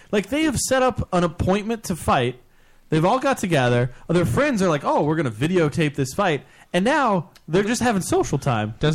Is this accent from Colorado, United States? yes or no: no; Kentucky, United States; These are the rednecks. These are the hicks of the South. I grew up in Kentucky.